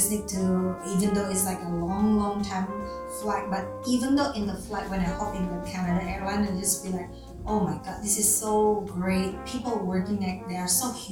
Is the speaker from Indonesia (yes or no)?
yes; Indonesia; moved away as an adult; also born or lived in Jakarta / Sydney; I am come from Indonesia